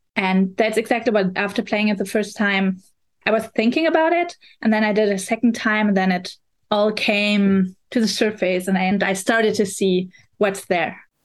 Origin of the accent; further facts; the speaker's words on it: Berlin, Germany; English is a second language; I'm coming from Berlin, Germany